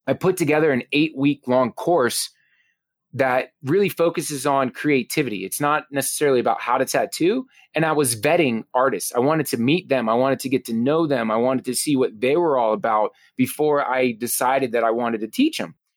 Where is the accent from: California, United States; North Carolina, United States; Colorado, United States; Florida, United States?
Florida, United States; South; growing up in South Florida